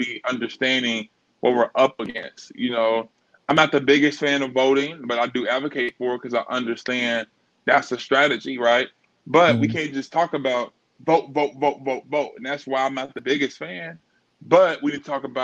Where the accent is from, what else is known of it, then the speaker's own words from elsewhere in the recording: Chicago, Illinois, United States; me being from born and raised in Chicago